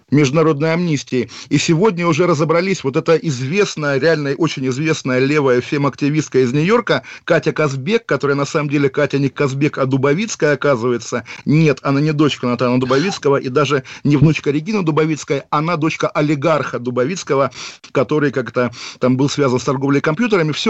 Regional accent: Kaliningrad, Kaliningrad Oblast, Russia; вот вы парень из Череповца, я из Калининграда.

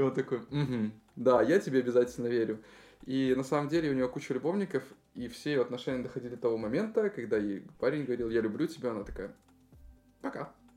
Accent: Belarus; moved away; сами мы из Беларуси

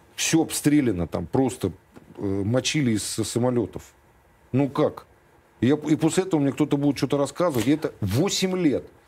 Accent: Bilibino, Chukotka Autonomous Okrug, Russia; moved away; also born or lived in Lithuania / Bulgaria; жили мы на Чукотке всю жизнь. Ну, долгое время, десять лет. В, так сказать, становление мое, как мальчишки, произошло на Чукотке с мужиками. В поселке Билибино строили атомную электростанцию

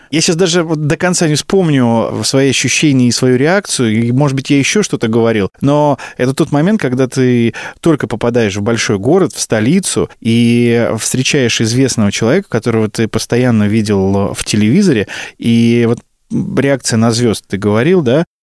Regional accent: Bryansk, Bryansk Oblast, Russia; now in Moscow, Russia; А я только приехал из Брянска, как ты понимаешь.

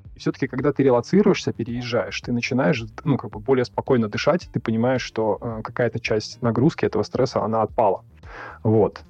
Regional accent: Russia; moved away as an adult; now in Kyrgyzstan; я родился и вырос в России

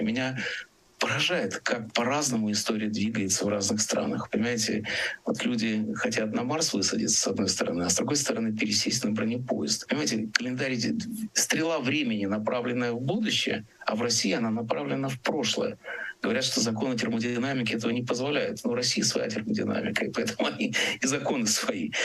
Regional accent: Riga, Latvia; moved away; Риги, который мой родной город

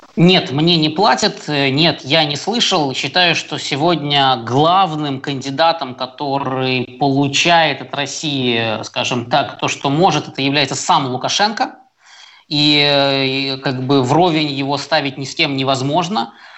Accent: Belarus; мы, белорусы, с ним эти 26 лет э, прожили

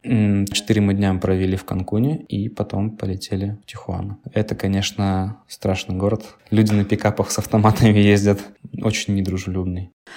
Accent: Kaliningrad, Kaliningrad Oblast, Russia; moved away as an adult; also born or lived in Pavlodar, Kazakhstan; now in Philadelphia, United States; родились мы оба в Казахстане, но в разных городах. Она родилась в Кокчетаве, Наташа, я родился в Павлодаре. Потом мы переехали в Калининград.

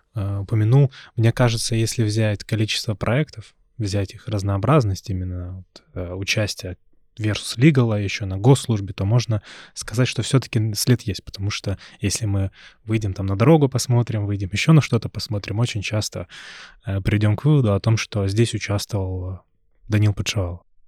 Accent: Perm, Perm Krai, Russia; moved away; в своем родном городе, я вот из Перми

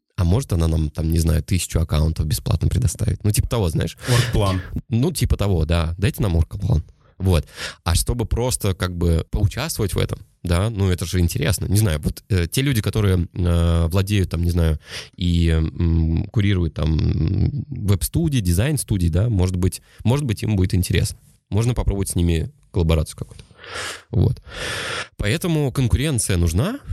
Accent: Saratov, Saratov Oblast, Russia; я родом из Саратова. Всем привет из Саратова

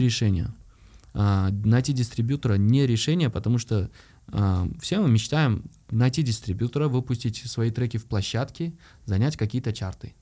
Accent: Uzbekistan; Я как любой узбек

